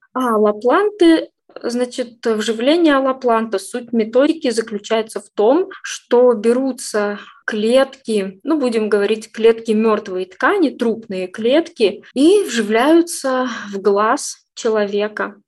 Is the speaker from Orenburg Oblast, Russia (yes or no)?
yes; Orsk, Orenburg Oblast, Russia; now in Yekaterinburg, Russia; в моем родном городе, а родилась я не в Екатеринбурге, а в Оренбургской области, город Орск